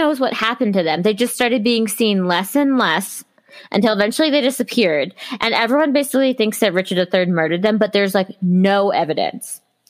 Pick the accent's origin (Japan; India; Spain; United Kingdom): United Kingdom; England; Oh, wait, we're not French. We're English.